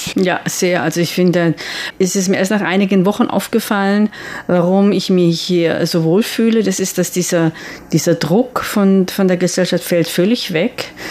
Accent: Switzerland; now in Taiwan; ich in, aus der Schweiz bin

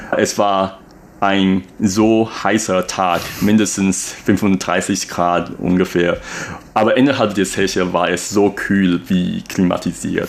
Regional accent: Taipei, Taiwan; first language Mandarin; German is a second language; moved away as an adult; also born or lived in Germany; dass ich Taiwaner bin

